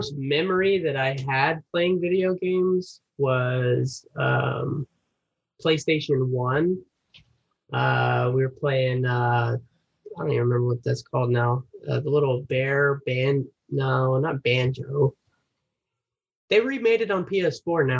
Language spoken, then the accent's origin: English; Atlanta, Georgia, United States; I'm from Atlanta, Georgia. Grew up here in the area.